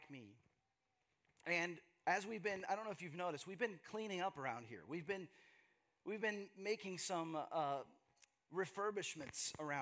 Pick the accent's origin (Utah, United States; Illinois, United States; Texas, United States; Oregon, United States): Texas, United States; moved away as an adult; also born or lived in Seattle / Los Angeles; now in Austin, United States; my journey from growing up in Texas, growing up in the Bible Belt